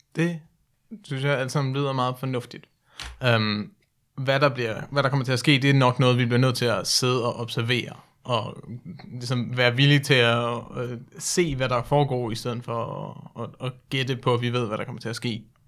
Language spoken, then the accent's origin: Danish; Denmark; also born or lived in United States